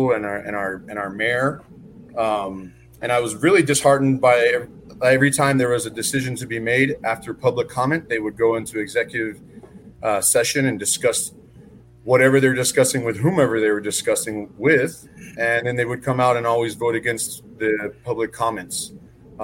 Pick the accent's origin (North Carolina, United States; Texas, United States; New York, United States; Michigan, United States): Texas, United States; El Paso; also born or lived in Germany; We moved back to El Paso. I grew up in the Northeast, the East Side, which is kind of more central now, and even the Far East Side. I attended all of my schooling here.